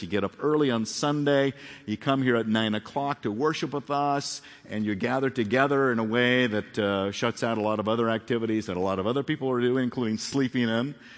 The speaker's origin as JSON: {"language": "English", "town": "Phoenix", "region": "Arizona", "country": "United States", "tie": "born or raised there", "also_born_or_lived": "Corona", "moved": "yes", "said": "I grew up in Phoenix."}